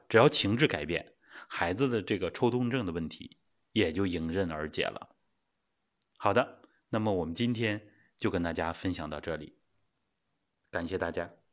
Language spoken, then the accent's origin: Chinese; China; 我们中国人就是吃肉的，自古都是吃肉的